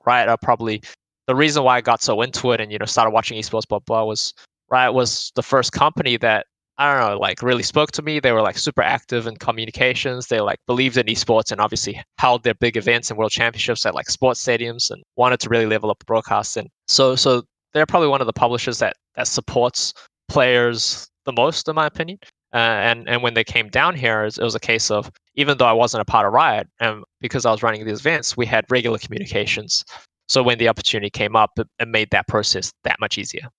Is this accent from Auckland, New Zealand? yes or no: yes; Auckland, New Zealand; now in Australia; I grew up in Auckland, New Zealand